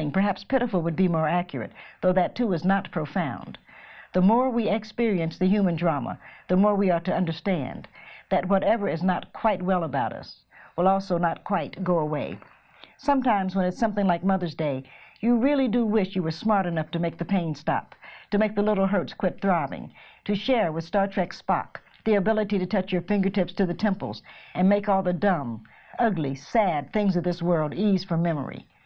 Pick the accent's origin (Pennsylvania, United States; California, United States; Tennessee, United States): Tennessee, United States; Knoxville; I'm from Knoxville, so we're only four hours.